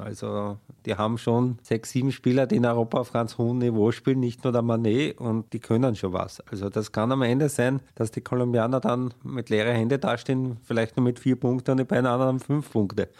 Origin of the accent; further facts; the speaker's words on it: Austria; als Österreicher